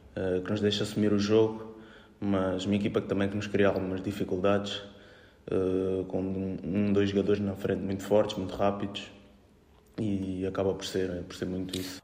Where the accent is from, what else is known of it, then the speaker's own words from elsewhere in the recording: Brazil; nós aqui como brasileiros